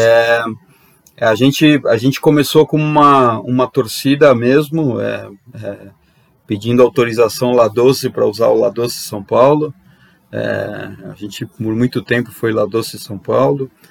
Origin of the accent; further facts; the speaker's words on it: Argentina; eu como argentino